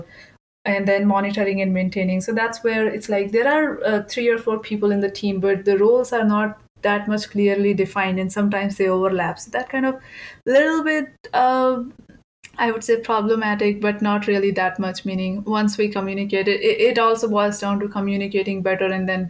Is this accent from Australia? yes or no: no; India; moved away; I grew up in India